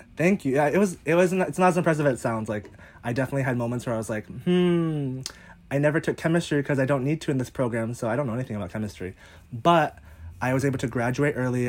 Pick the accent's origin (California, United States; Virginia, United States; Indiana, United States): Virginia, United States; Northern; moved away as an adult; also born or lived in Los Angeles, United States; now in Hawaii, United States; I grew up in Northern Virginia, so East Coast, born and raised